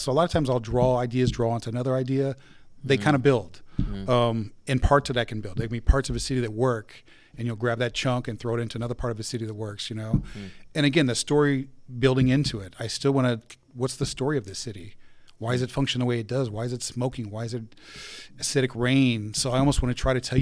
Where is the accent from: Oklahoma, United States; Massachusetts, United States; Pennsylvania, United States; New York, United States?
Pennsylvania, United States; Carlisle; moved away; this is my hometown back in Carlisle